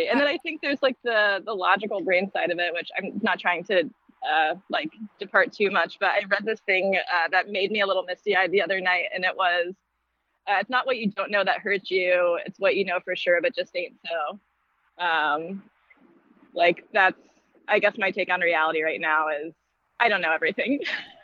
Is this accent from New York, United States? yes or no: no; East Tennessee, United States; I'm from the Smoky Mountains. So I like grew up probably 20 minutes away from where …'s from.